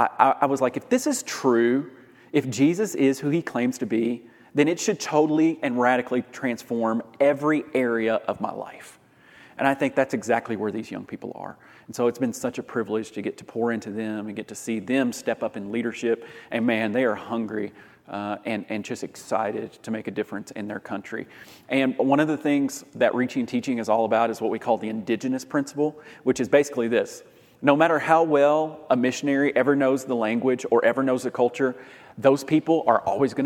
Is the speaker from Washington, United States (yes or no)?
no; Lexington, Kentucky, United States; also born or lived in Louisville, Kentucky; I'm from Lexington, Kentucky